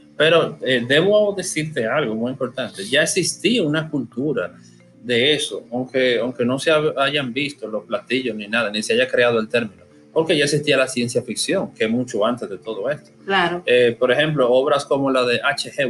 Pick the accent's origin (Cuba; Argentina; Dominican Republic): Dominican Republic; yo soy dominicano